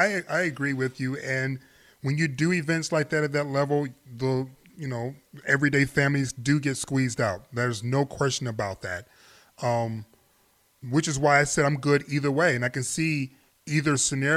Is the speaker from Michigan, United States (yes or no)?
yes; Detroit, Michigan, United States; I'm from Detroit.